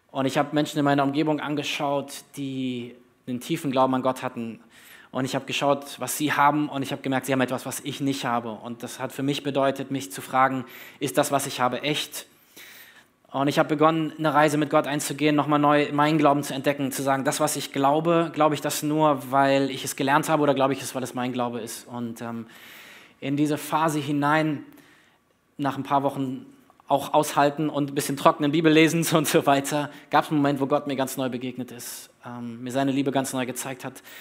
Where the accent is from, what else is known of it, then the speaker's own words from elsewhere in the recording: Berlin, Germany; also born or lived in North Hesse; Ich bin äh, gebürtiger Nordhesse, aber eigentlich Berliner im Herzen. Also wenn ihr mich fragt, wo ich herkomme, ich bin Berliner. Dort habe ich äh, die größte Zeit meines Lebens verbracht.